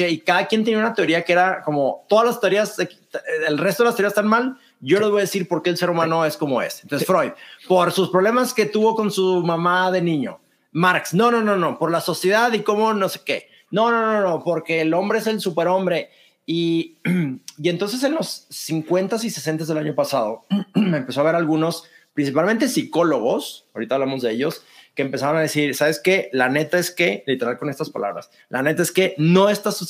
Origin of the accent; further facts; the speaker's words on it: Monterrey, Nuevo León, Mexico; now in Mexico City, Mexico; Soy de Monterrey, vivo en la Ciudad de México, no sé si ya perdí mi acento, algunos dicen que lo perdieron, otros dicen que no.